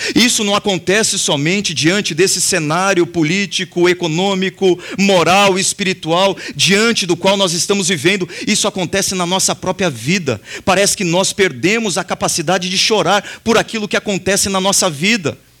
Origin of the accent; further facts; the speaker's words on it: Brazil; nós fazemos parte desse povo, nós somos brasileiros